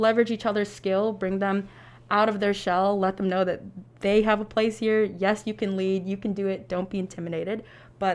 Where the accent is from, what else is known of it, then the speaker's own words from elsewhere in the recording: Romeoville, Illinois, United States; I am a junior nursing major with minors in population health and applied health sciences from Romeoville, Illinois.